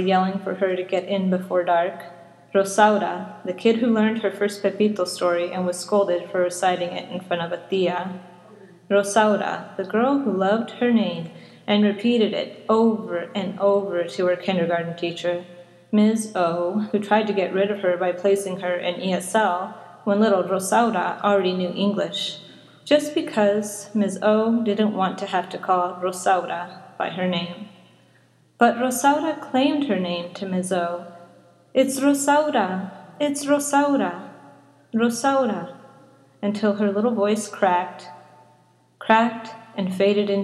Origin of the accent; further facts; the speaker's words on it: Arizona, United States; I am born and raised in Arizona, so I'm an Arizona native.